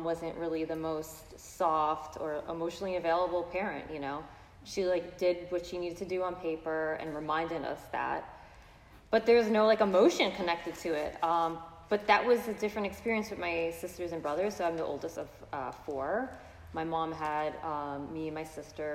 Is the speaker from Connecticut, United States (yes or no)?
no; New York City, New York, United States; I'm from Brooklyn